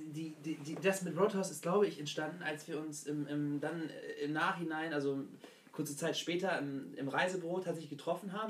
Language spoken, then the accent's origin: German; Hanover, Lower Saxony, Germany; moved away as an adult; Hannover. Dort geboren und aufgewachsen